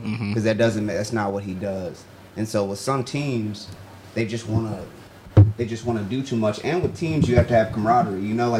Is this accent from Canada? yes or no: no; Georgia, United States; moved away as an adult; I'm from Georgia. I'm not from here. I came up here in 2010